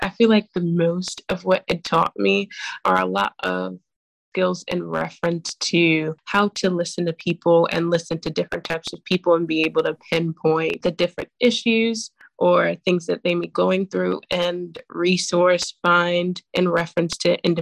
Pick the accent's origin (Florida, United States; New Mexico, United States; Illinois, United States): Illinois, United States; Chicago; I am 23 years old and I'm from Chicago, Illinois